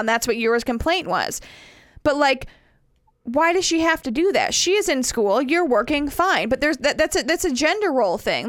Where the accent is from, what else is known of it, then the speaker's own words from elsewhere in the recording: the North, United States; moved away; I'm from the North